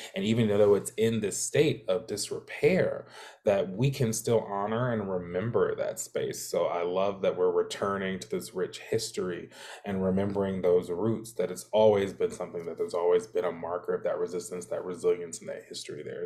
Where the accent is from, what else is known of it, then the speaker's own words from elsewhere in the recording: Alabama, United States; moved away; I'm from Alabama originally